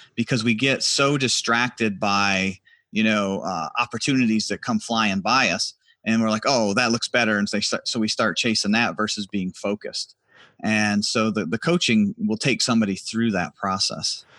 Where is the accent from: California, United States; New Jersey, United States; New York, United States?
New York, United States; Harrisville; moved away as an adult; also born or lived in Washington, D.C.; I'm originally from a little town called Harrisville, New York